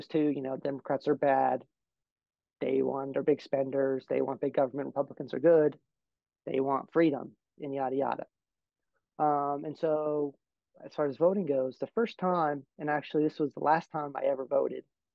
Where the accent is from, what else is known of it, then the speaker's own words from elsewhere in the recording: New Jersey, United States; moved away; I'm originally from New Jersey. So that's a deep blue state, one of the bluest states in the country, but I'm from like a red area of a blue state